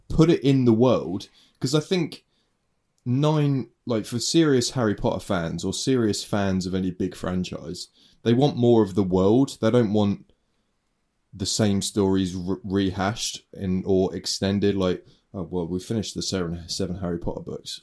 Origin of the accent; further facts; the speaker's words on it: United Kingdom; I'm British